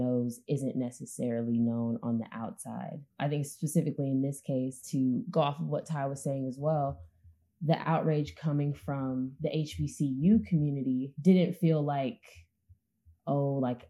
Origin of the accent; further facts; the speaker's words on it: Oakland, California, United States; like I'm from Oakland, California.